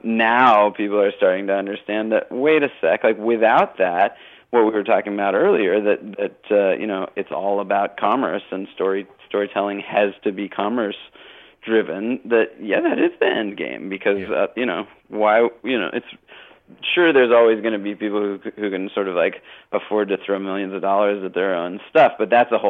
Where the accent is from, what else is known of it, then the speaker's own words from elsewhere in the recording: Canada; it's one of the beauties of being a Canadian that you can, you know, sort of like have support from people.